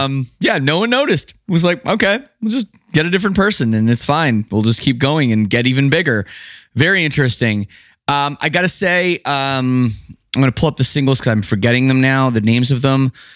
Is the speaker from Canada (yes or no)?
yes; Canada; growing up in Canada